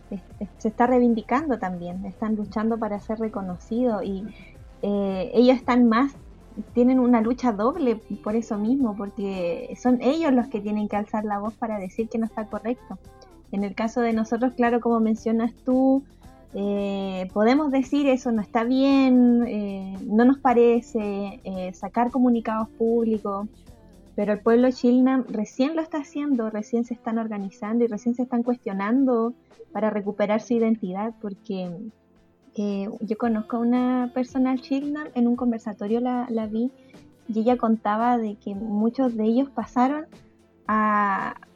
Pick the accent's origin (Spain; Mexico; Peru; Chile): Chile; todos somos iguales, todos somos chilenos, todos nos volvimos chilenos, mágicamente, no fue al revés.